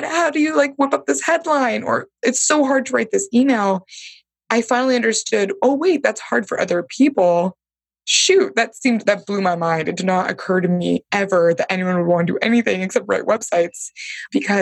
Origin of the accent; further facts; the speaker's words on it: Bay Area, California, United States; I'm from the Bay Area, Silicon Valley land. So I think there was like this Silicon Valley rooted in me